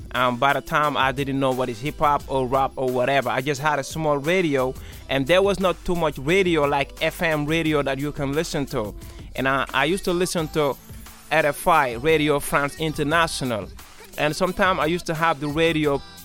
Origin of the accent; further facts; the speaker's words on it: Gambia; also born or lived in Senegal; now in Norway; I was born in Gambia and I grew up between Senegal and Gambia.